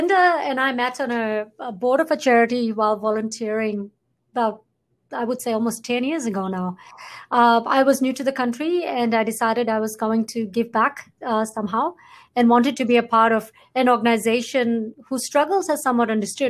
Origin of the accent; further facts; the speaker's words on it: Fiji; moved away as an adult; now in Canada; I am from Fiji, very proudly born and raised there.